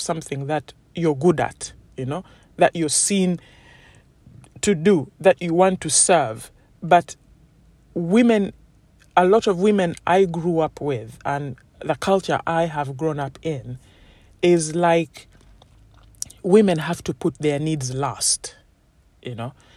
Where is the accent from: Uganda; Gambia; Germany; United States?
Uganda; as a woman growing up in Uganda, where I come from